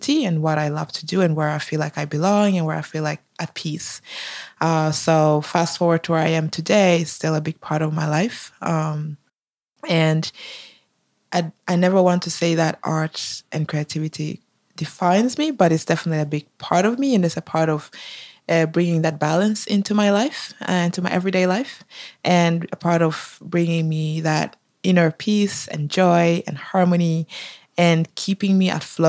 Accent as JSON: {"language": "English", "country": "Norway", "tie": "born or raised there", "also_born_or_lived": "Tanzania", "said": "I was born in Tanzania, but I grew up in Norway from the age of 7"}